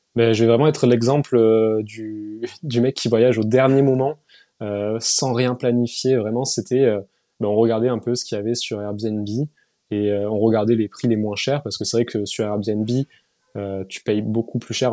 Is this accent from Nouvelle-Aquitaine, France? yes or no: no; Toulouse, Occitania, France; moved away; also born or lived in Paris; je suis pas de Toulouse, de Paris à la base, je suis de Toulouse